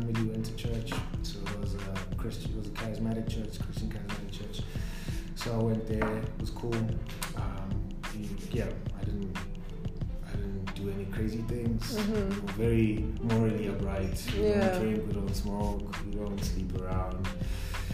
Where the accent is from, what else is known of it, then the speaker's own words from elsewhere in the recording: Tembisa, Gauteng, South Africa; I grew up in Tembisa